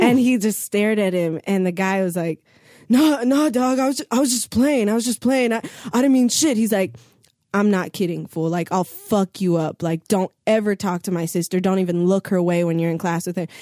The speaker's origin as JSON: {"language": "English", "town": "Santa Monica", "region": "California", "country": "United States", "tie": "born or raised there", "said": "I went to Santa Monica High School, I went to John Adams Middle School, I went to John Muir Elementary School"}